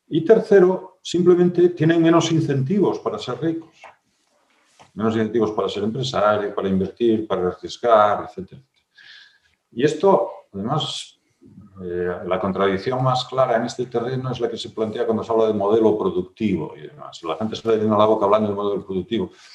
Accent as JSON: {"language": "Spanish", "region": "Asturias", "country": "Spain", "tie": "born or raised there", "said": "en mi tierra acaban de hacer el, bable oficial, ¿no? no sé qué bable será, no sé si será, el gallego de mi pueblo o el, o somedano"}